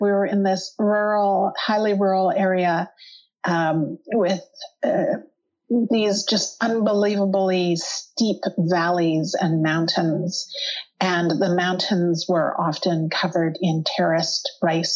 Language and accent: English; central Alberta, Canada; now in Toronto, Canada; I grew up in Alberta, central Alberta, which is a lot farther north than here.